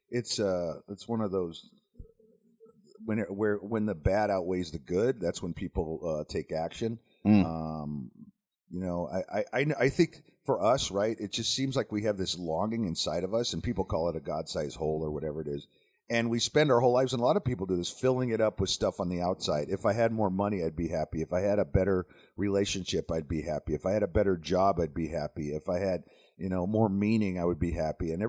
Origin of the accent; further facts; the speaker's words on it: Las Vegas, Nevada, United States; my brother and I grew up around Las Vegas.